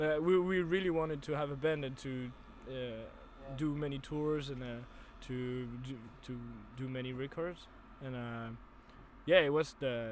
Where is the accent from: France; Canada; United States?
France; Rennes, Brittany; We're from Rennes